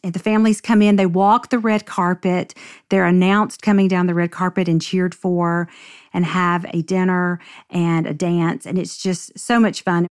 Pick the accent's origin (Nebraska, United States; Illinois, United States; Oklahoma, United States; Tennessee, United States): Tennessee, United States; Nashville; I grew up in Nashville and grew up in the Bible Belt